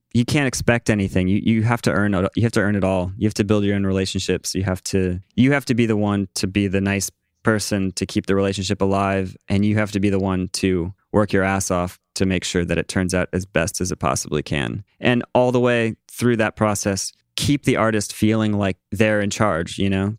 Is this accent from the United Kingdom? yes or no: no; East Coast, United States; now in New York, United States; I'm from the East Coast